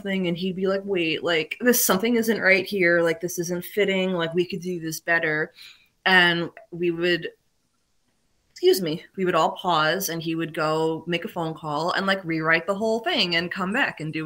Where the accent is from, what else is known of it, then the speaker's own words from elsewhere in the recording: New York City, New York, United States; moved away as an adult; now in New Jersey, United States; I'm from New York, I'm from Brooklyn